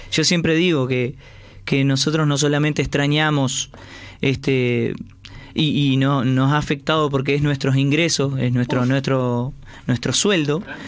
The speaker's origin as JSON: {"language": "Spanish", "country": "Uruguay", "said": "somos, somos uruguayos"}